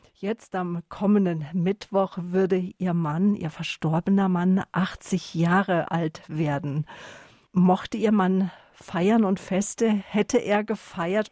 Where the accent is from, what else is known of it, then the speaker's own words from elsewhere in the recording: Northern Germany, Germany; moved away; Ich bin ja lange in Norddeutschland gewesen, bin ja dort aufgewachsen